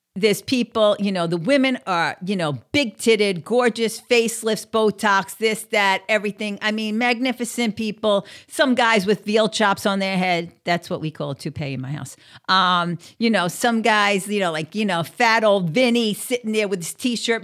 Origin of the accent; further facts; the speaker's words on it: New York, United States; moved away as an adult; also born or lived in outside of Philadelphia; now in Southeast Florida, United States; I'm from New York, and I'm used to that fast pace.